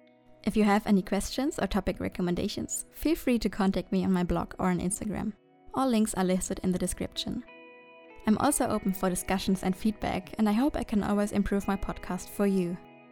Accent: Germany; first language German; English is a second language; also born or lived in Cologne, Germany; I am a German citizen currently living near Cologne in Germany. But why am I speaking English, not German? To be honest, I don't really know myself. I use English on a daily basis and I can express some thoughts better in English than my mother tongue.

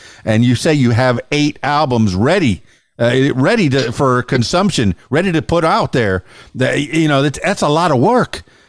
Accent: Miami, Florida, United States; now in Arkansas, United States; I grew up in Miami, but I'm in Arkansas now.

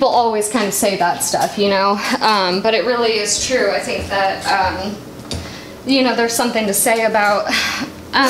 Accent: Anaheim, California, United States; moved away; My family lives out there, over in Anaheim. That's where I was born

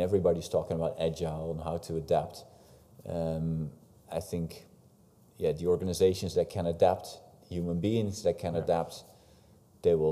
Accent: Netherlands; the Calvinistic background we have in the country

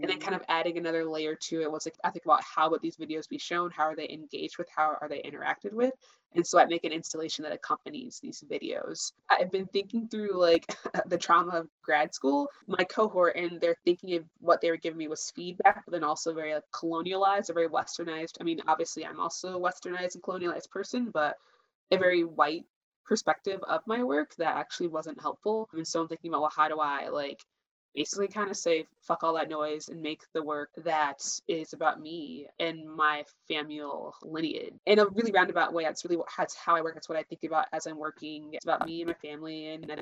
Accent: Cleveland, Ohio, United States; now in Detroit, United States; I am from Cleveland, Ohio, originally, currently based in Detroit.

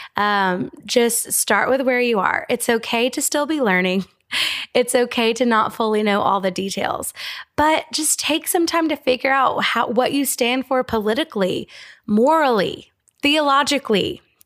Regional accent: United States; as an American

